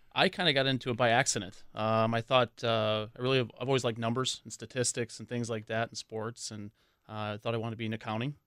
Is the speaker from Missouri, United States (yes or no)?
no; Waukesha, Wisconsin, United States; I grew up right in Waukesha